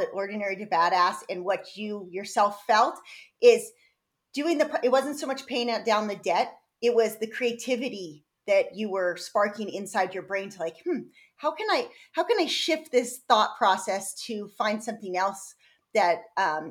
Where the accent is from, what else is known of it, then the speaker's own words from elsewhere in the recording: San Diego, California, United States; I grew up in San Diego and nature